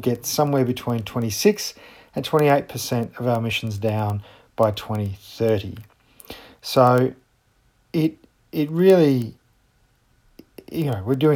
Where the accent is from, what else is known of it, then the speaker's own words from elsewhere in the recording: Australia; as an Australian